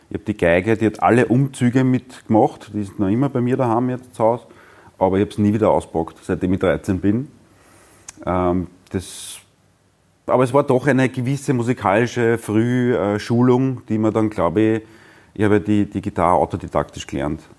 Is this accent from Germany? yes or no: no; Brottes, Lower Austria, Austria; also born or lived in Vienna; Geboren bin ich in Wien und aufgewachsen in Brottes im Weinviertel.